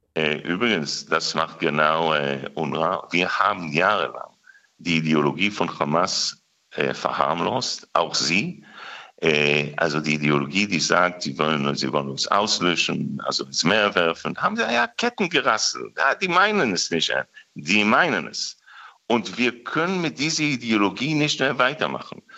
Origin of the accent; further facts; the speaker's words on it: Israel; wir Israelis